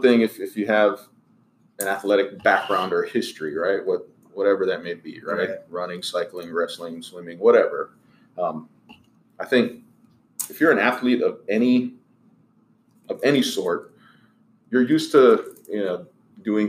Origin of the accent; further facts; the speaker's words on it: Hawaii, United States; now in Round Rock, United States; we both grew up in Hawaii